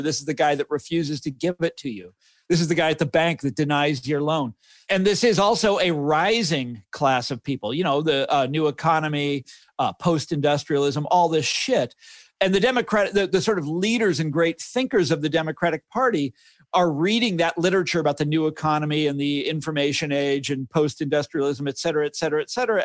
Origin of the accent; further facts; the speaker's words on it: Kansas City, United States; now in Washington, D.C., United States; when I was growing up, growing up in Kansas City, we were the, um, antithesis of New York